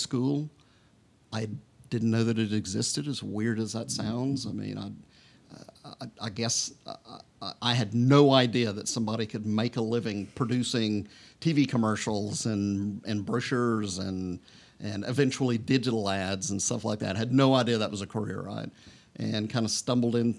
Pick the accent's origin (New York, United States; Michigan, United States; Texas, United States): Texas, United States; Beaumont; Originally from near Houston, a little town east of there called Beaumont. So that's where I grew up